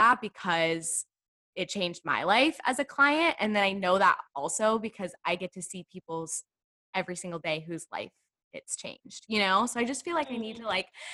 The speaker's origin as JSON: {"language": "English", "region": "Texas", "country": "United States", "said": "I'm from the South, I'm from Texas"}